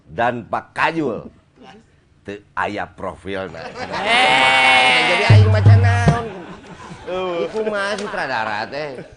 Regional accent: Bandung, West Java, Indonesia; kita sebagai orang Bandung punya harapan apa nanti kepada Pak Heru Joko?

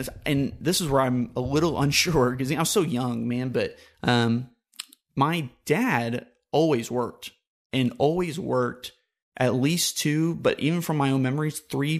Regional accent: Oklahoma, United States; also born or lived in Gulf area; So, I'm from the Gulf area, but from initially from before I was in St. Louis, I lived in Oklahoma. And actually, if you do the math, I actually lived in Oklahoma most of my life.

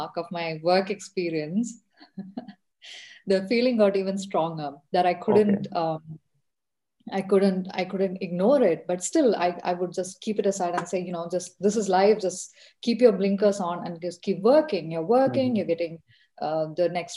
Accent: Kerala, India; moved away as an adult; also born or lived in Lucknow, India; I'm originally from Kerala, India. And I did my schooling, most of my education, including my engineering there.

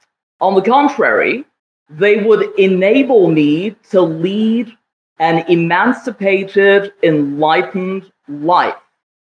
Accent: Jammu and Kashmir, India; I was raised in Kashmir in the 1970s and the 1980s.

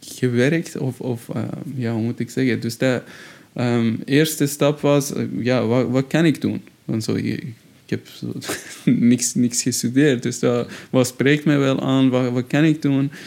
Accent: Shiraz, Fars, Iran; Dutch is a second language; moved away as an adult; also born or lived in Tehran, Iran; now in Brussels, Belgium; mijn geboortestad, eh, waar ik, eh, woonde, Shiraz

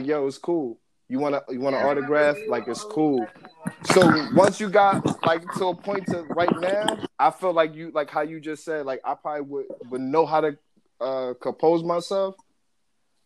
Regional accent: Perth Amboy, New Jersey, United States; moved away; I'm from Perth Amboy originally

